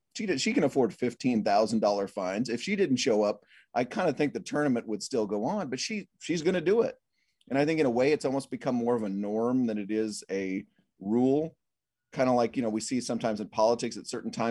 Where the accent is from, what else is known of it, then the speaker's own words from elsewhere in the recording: Fort Worth, Texas, United States; grown up in the Anchorman era of local news in DFW